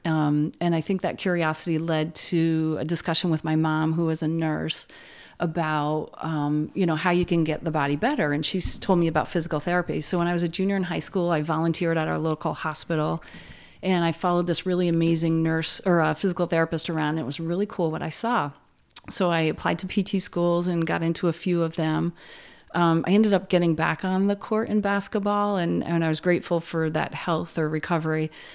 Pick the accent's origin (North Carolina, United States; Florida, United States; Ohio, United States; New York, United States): New York, United States; Plattsburgh; I grew up in Plattsburgh with, uh, a large family of Irish Catholics